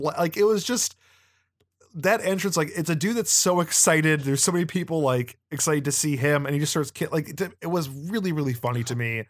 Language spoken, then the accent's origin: English; United States; as an American